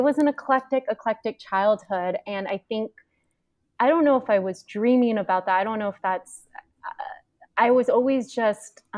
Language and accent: English; Tacoma, Washington, United States; moved away as an adult; I grew up in Tacoma, Washington, and which is in the Pacific Northwest